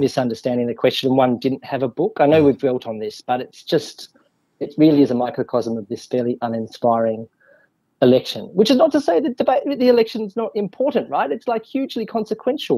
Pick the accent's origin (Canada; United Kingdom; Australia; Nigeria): Australia; now in Wellington, New Zealand; as an Australian with compulsory voting.